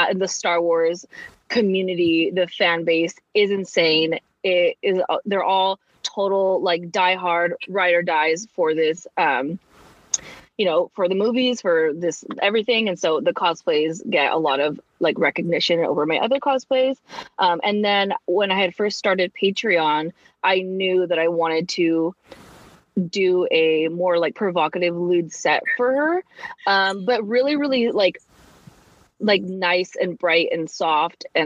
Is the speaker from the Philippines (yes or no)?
no; San Francisco, California, United States; moved away as an adult; now in Los Angeles, United States; I'm from San Francisco. I moved to LA like 2 years ago